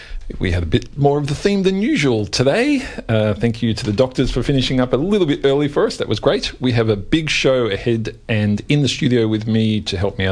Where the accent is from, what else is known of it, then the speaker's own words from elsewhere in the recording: Australia; I thought that was just us Australians who'd never seen a rocket launch